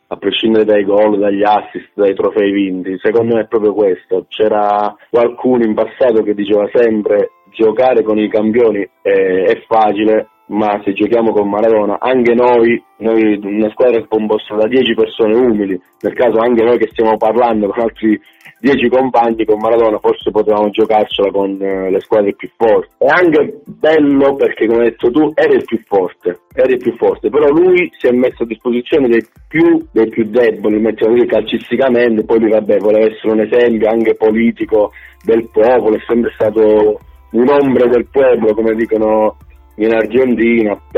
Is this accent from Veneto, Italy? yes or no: no; Calabria, Italy; quello che io da buon calabrese, quindi oltretutto dalla città di Napoli, non ho nulla a che vedere